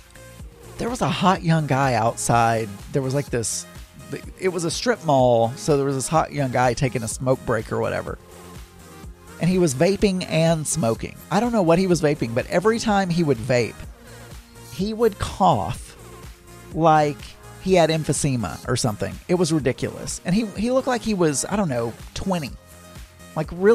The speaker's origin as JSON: {"language": "English", "region": "the South", "country": "United States", "tie": "born or raised there", "said": "when we were growing up in the South"}